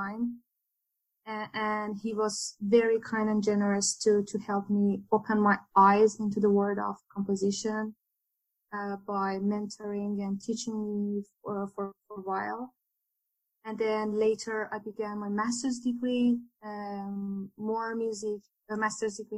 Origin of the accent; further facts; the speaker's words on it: Iran; moved away; also born or lived in Louisiana; I was born and raised in Iran.